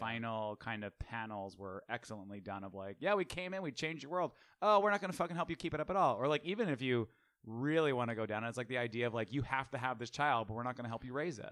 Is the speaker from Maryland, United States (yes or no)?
no; New York, United States; I'm from New York